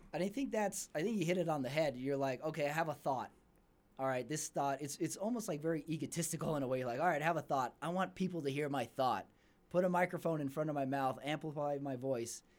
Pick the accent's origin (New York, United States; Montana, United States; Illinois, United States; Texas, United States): Texas, United States; El Paso; now in Salt Lake City, United States; I'm not from Salt Lake originally. I'm from El Paso, Texas